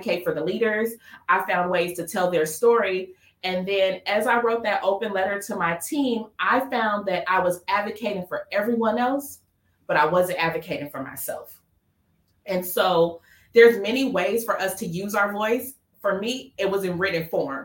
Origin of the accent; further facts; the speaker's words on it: Los Angeles, California, United States; I grew up in Watts. So Watts is in the inner city of LA.